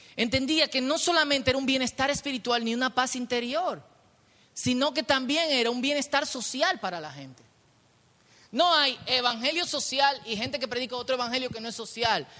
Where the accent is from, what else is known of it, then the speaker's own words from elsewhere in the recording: Dominican Republic; yo soy el pueblo dominicano